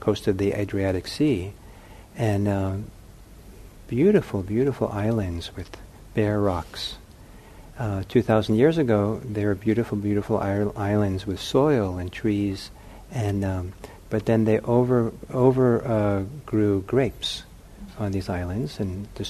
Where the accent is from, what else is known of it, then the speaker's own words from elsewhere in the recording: Los Angeles, California, United States; I grew up in Los Angeles